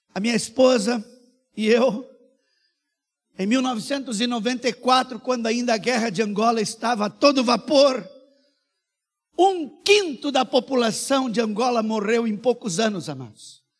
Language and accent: Portuguese; Brazil; Eu sou brasileiro, eu sou missionário